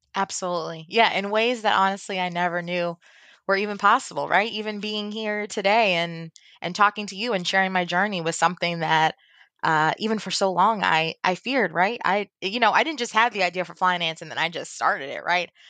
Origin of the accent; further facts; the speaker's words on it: Baltimore, Maryland, United States; I grew up in Baltimore. I'm from Baltimore, Maryland.